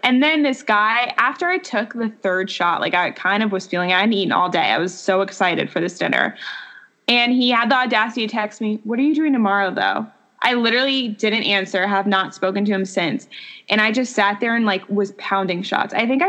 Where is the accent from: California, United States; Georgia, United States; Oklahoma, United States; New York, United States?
New York, United States; Long Island; moved away; I'm originally from New York, from Long Island